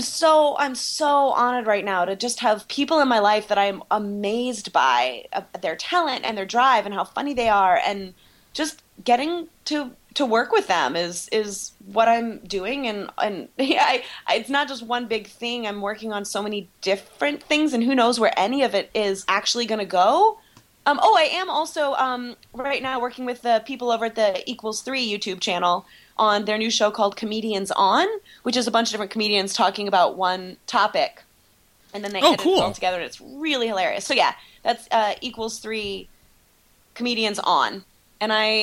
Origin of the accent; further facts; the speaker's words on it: Ohio, United States; moved away; I am from Ohio